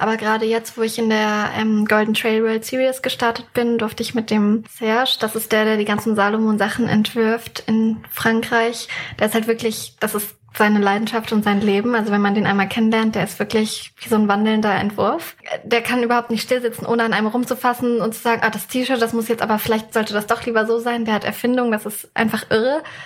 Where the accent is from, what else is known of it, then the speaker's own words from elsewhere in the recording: near the Harz, Germany; moved away; ich komme selbst ursprünglich aus der Nähe vom Harz